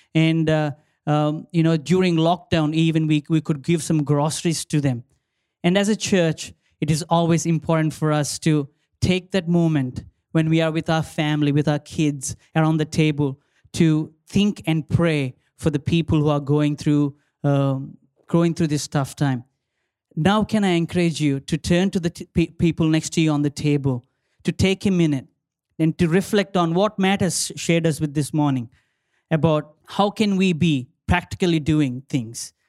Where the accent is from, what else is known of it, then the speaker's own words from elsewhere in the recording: India; now in Australia; my country, my home country, um, India, I say India is my motherland, Australia is my mother-in-law land